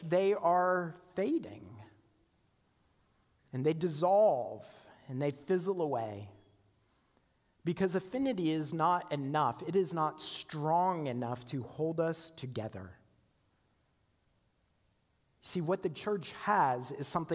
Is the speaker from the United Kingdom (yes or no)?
no; Canada; moved away as an adult; also born or lived in South Carolina; I was from Canada, right? In this little tiny town.